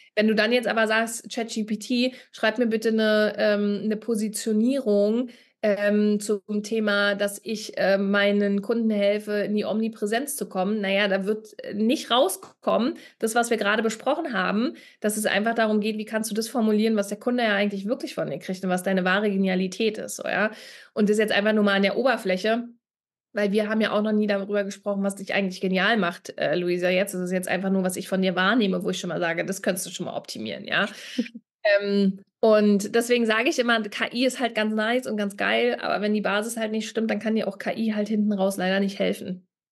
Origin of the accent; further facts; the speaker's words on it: Berlin, Germany; Ich komme ja aus Berlin